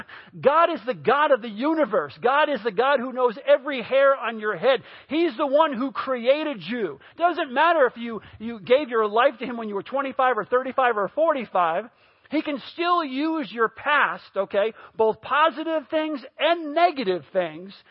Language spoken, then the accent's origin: English; New York, United States; I grew up in New York